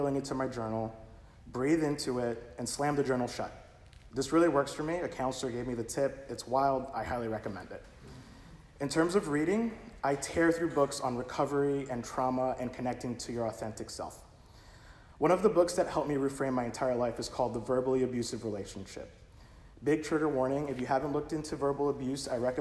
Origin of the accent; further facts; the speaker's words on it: United States; I was not an immigrant. I'm American